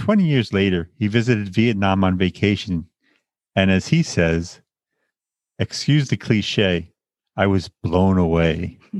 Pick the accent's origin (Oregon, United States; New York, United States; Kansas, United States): New York, United States; Long Island; moved away as an adult; also born or lived in Bay Ridge, Brooklyn; now in New York City, United States; I am not Asian, born and raised in Long Island, New York, a place I always wanted to leave.